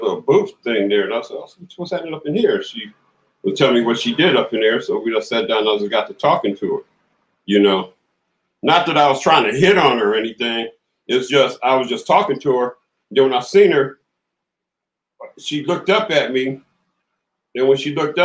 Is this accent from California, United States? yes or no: yes; Compton, California, United States; also born or lived in Los Angeles, California; I'm from Compton, California. Born in LA, raised in Compton